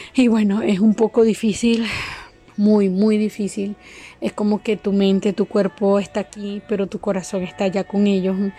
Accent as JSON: {"language": "Spanish", "country": "Venezuela", "moved": "as an adult", "said": "soy nacionalidad venezolana."}